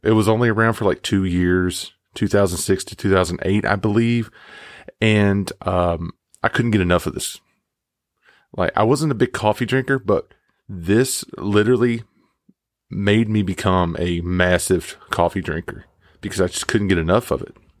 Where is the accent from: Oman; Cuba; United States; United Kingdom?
United States; Mississippi; I grew up in Mississippi